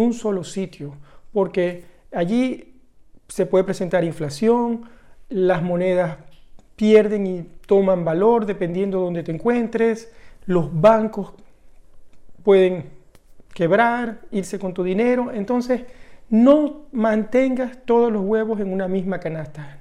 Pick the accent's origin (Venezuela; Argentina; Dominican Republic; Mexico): Venezuela; Venezuela, el país de donde yo vengo